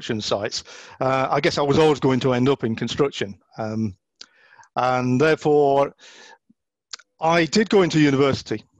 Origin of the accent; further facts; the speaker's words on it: Oldham, North West England, United Kingdom; I was brought up in Oldham